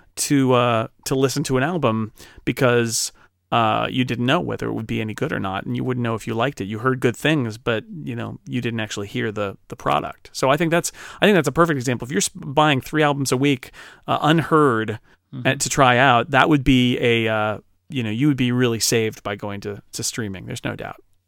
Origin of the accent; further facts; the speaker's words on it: United States; I'm an American.